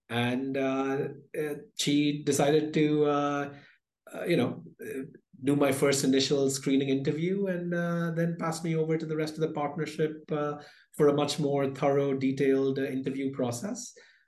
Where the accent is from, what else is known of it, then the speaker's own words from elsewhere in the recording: India; born there; also born or lived in United Kingdom / Philippines; So I was born in India, lived across India, the UK, and the Philippines before going off to the US for my education.